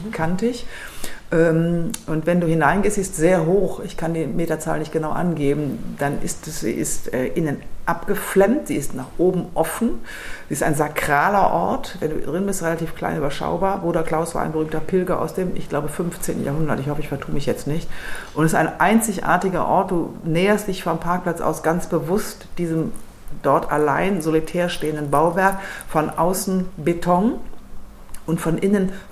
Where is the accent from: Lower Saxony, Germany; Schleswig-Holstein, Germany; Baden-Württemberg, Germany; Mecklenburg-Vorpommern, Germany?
Lower Saxony, Germany; Ich bin ähm, aufgewachsen in Niedersachsen